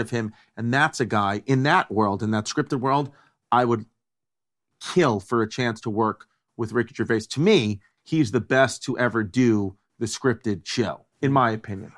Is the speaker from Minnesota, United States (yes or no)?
no; New York, United States; Growing up in New York